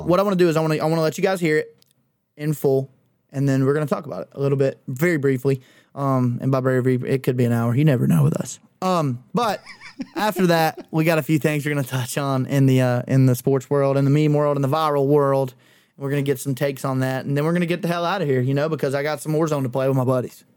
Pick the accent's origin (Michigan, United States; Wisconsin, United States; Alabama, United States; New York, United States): Alabama, United States; Clanton; we had three of them hoes in, in Clanton